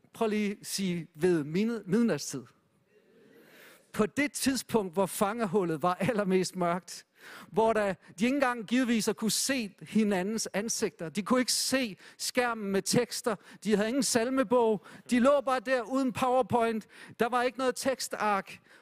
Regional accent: Denmark; Jeg synes som dansker, det har været okay

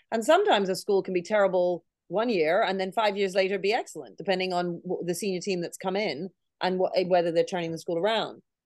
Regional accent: Canada; now in United Kingdom; I grew up in Canada, so I was in grade one, year one

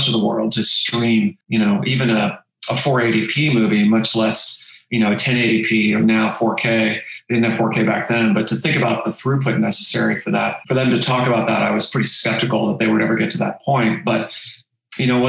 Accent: Cincinnati, Ohio, United States; now in California, United States; the local university where I grew up in the Midwest, in a town called Cincinnati

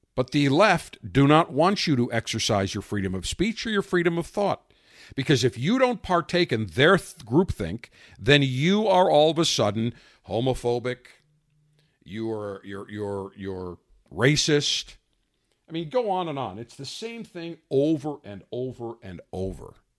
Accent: Buffalo, New York, United States; I grew up in Buffalo, big Sabres fan, had an ice rink in my backyard

